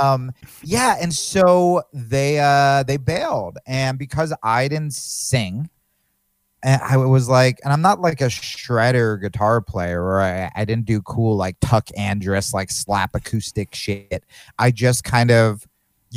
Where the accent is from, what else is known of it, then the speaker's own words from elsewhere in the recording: New Jersey, United States; now in Austin, United States; I grew up in Jersey